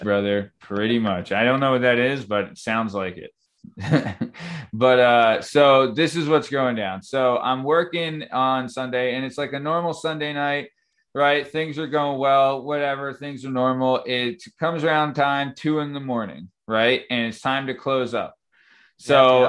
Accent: Lansdale, Pennsylvania, United States; also born or lived in Roxborough, Philadelphia; I grew up in Lansdale, Pennsylvania

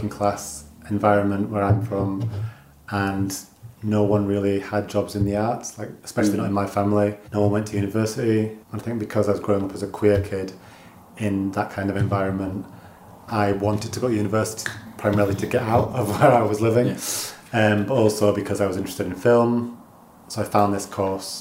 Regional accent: Dalton-in-Furness, North West England, United Kingdom; also born or lived in Scottish Borders; now in Scotland, United Kingdom; I grew up in Cumbria, in a town called Dalton-in-Furness, which is really small and like a peninsula

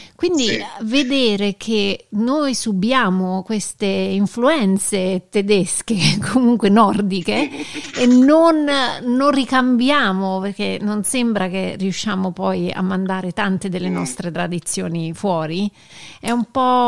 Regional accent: United States; da noi negli Stati Uniti

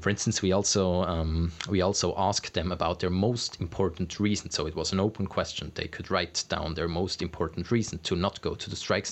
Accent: Switzerland; in Switzerland

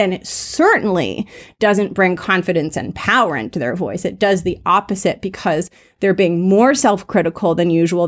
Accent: Los Angeles, California, United States; accent: Valley Girl; I grew up in sunny Los Angeles, and sometimes I talk like a valley girl

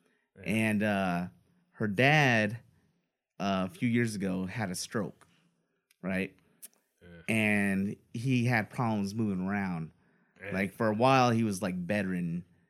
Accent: United States; since we're American

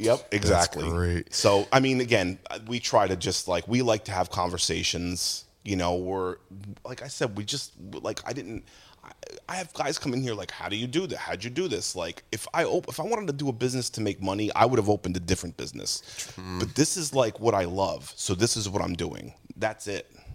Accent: Jackson, New Jersey, United States; I used to go to like backyard shows in Tom's River when I grew up in Jackson

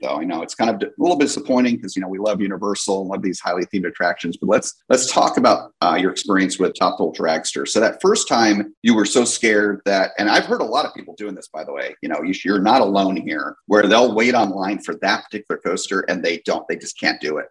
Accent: New Jersey, United States; moved away; also born or lived in California; I grew up in New Jersey

